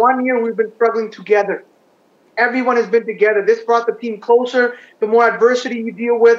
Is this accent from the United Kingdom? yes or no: no; British Columbia, Canada; So I'm a proud British Columbian